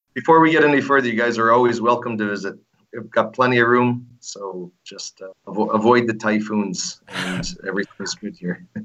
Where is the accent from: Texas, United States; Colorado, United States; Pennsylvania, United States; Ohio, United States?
Pennsylvania, United States; moved away as an adult; also born or lived in Altoona, Pennsylvania; now in Philippines; I was born and raised in Pennsylvania, uh, Lehigh Valley area, uh, eastern Pennsylvania. Uh, then we moved out closer to Pittsburgh, middle of the state, Altoona